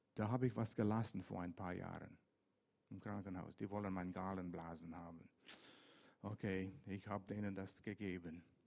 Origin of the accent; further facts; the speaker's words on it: Vancouver, British Columbia, Canada; German is a second language; moved away; also born or lived in Lörrach area; Ich bin in Vancouver groß geworden, an der Westküste